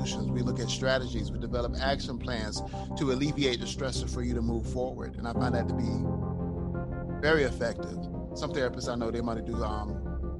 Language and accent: English; Haiti; now in United States; I'm not even typically your typical American. I come from Haiti.